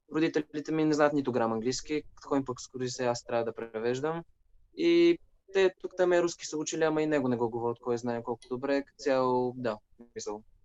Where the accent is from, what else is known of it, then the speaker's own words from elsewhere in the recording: Sofia, Sofia City, Bulgaria; first language Bulgarian; Уча в Софийския, от София съм